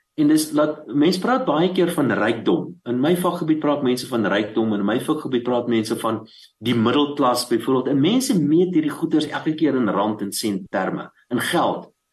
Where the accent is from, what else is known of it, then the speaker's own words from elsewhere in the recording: Bela-Bela, Limpopo, South Africa; Ek is gebore in Warmbad, uh in die destyds in Noord-Transvaal